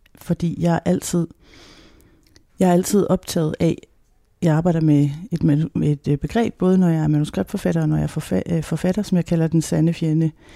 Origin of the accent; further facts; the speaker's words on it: Denmark; vi som danskere